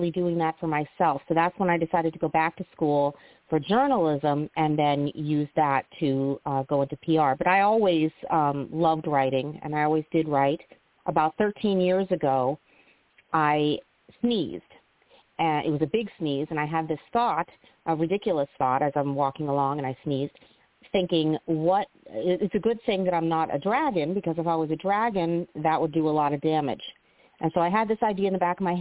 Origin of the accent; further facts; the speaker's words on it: South Florida, United States; moved away; also born or lived in Chicago; I grew up in South Florida